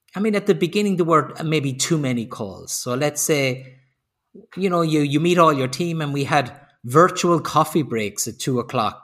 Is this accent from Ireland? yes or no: yes; Ireland; moved away as an adult; also born or lived in Sweden / Slovenia / Spain; now in Germany; I'm originally I'm originally Irish, but I've lived outside of Ireland for 30 years